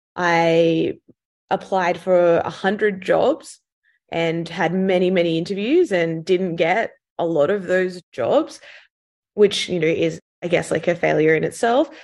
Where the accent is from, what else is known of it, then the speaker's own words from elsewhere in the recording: Sydney, New South Wales, Australia; accent: Australian; moved away as an adult; also born or lived in London, United Kingdom; You can probably tell from my accent that I'm Australian, so I grew up in Sydney